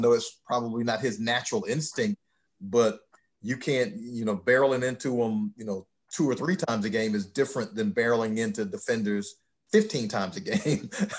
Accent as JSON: {"language": "English", "town": "Macon", "region": "Georgia", "country": "United States", "said": "I'm from Macon, Georgia."}